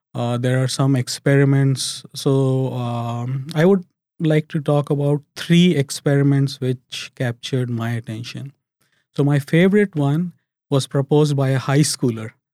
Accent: India; now in United Arab Emirates; as a kid growing up in India

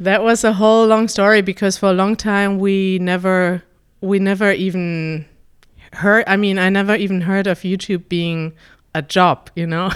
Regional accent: Germany; when I grew up in Germany

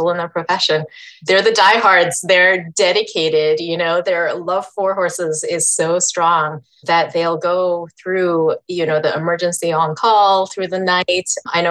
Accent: Edmonton, Alberta, Canada; I spent like 11 years or so in Edmonton, which is north of where I am now

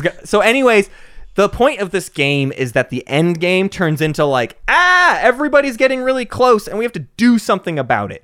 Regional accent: United States; me as an American

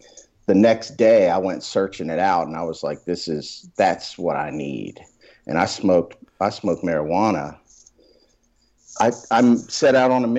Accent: Maryland, United States; I grew up in Maryland.

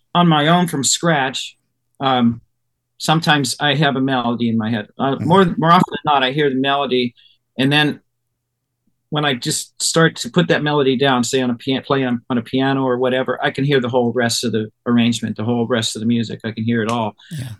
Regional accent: Ohio, United States; where I grew up in Ohio

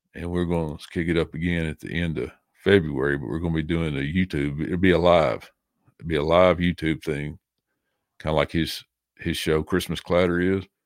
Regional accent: the South, United States; also born or lived in Nashville, Tennessee; now in Jamestown, United States; I'm from the South, I talk slow

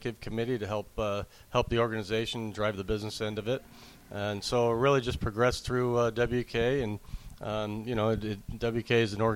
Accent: Southern California, United States; now in Las Vegas, United States; I grew up in Southern California, and then I've been living in Las Vegas since 84.

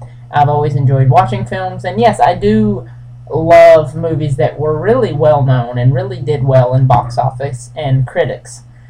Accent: Breckinridge County, Kentucky, United States; I am from the small town of Breckenridge County. It's so small we don't even say the town. We just say the county. We just say the county here.

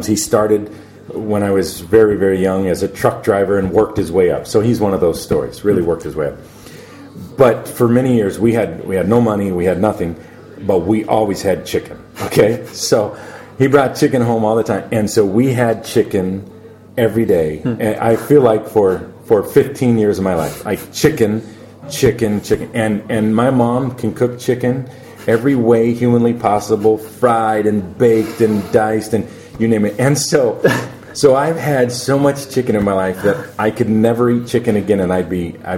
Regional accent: United States

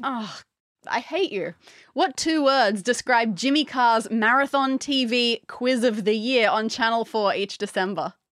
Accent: Australia; we're Australian

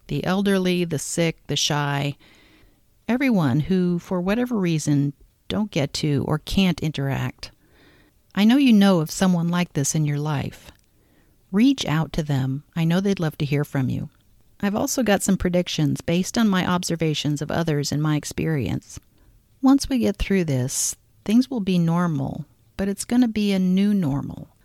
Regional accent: Omaha, Nebraska, United States; my hometown of Omaha

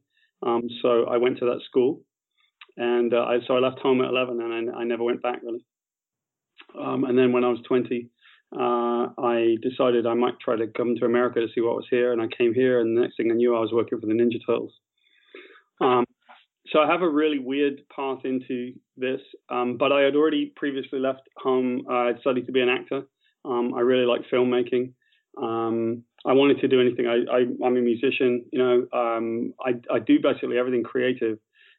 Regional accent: West Country, South West England, United Kingdom; I grew up in the West Country of Great Britain

